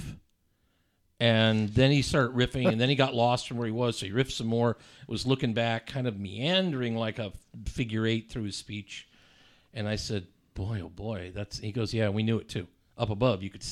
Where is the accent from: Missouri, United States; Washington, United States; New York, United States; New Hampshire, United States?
Washington, United States; Seattle; moved away as an adult; now in Lansing, United States; I'm back in Seattle, where I was born and raised